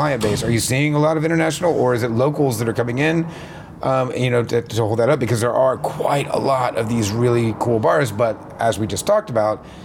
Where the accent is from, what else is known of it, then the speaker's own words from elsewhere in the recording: United States; as an American